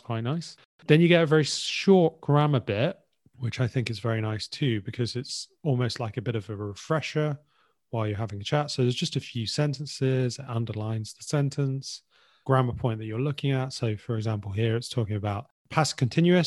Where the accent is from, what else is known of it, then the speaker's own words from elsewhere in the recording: England, United Kingdom; As English in particular.